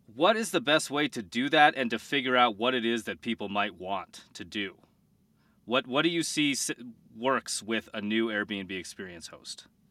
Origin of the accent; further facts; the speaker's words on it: Colorado, United States; I'm from Colorado